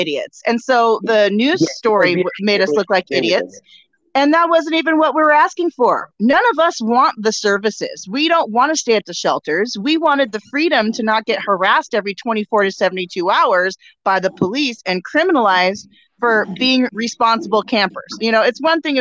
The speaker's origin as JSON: {"language": "English", "region": "Oregon", "country": "United States", "said": "I am from Oregon. I'm in Oregon"}